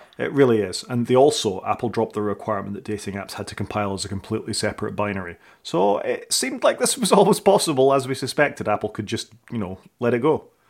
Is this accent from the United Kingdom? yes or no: yes; Scotland, United Kingdom; I'm Scottish